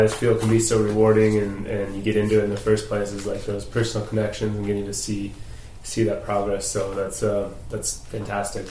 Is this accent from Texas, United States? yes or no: yes; Dallas, Texas, United States; moved away; I grew up in Dallas